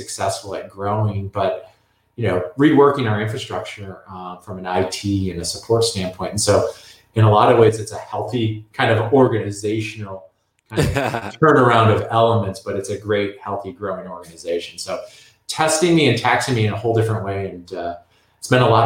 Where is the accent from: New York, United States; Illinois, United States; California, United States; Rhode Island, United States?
Illinois, United States; Chicago; also born or lived in Indiana; I grew up in Midwest Chicago area